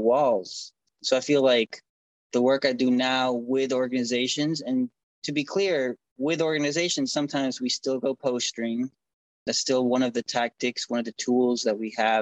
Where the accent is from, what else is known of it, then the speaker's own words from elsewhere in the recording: Houston, Texas, United States; also born or lived in Argentina; now in Washington, D.C., United States; My family moved to Houston, Texas, and I've been in DC now for 17 years